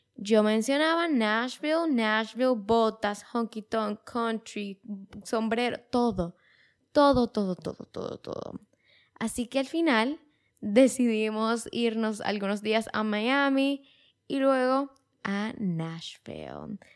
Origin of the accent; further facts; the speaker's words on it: Dominican Republic; como dominicanos, muchas veces viajábamos a Estados Unidos